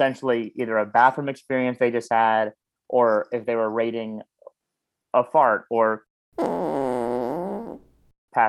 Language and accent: English; Orlando, Florida, United States; I grew up in Orlando